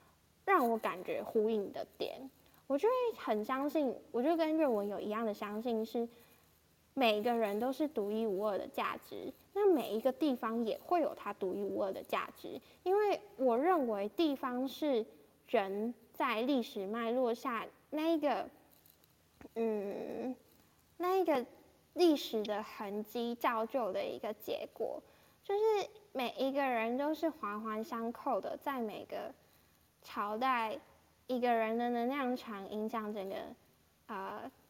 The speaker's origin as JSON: {"language": "Chinese", "region": "Changhua County", "country": "Taiwan", "tie": "born or raised there", "moved": "as an adult", "said": "我在高中以前都是在自己的家乡彰化长大，然后身边的遇到的人、环境、资源、价值观都是在灌输我人生就是好好读书、好好考试、工作、毕业。"}